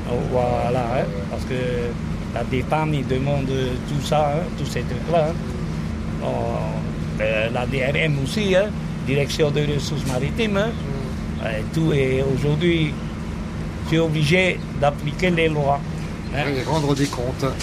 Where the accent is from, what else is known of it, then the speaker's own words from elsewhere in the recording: Windward Islands, French Polynesia; Tu es originaire d'où euh, de, d'ici, même, Tahiti.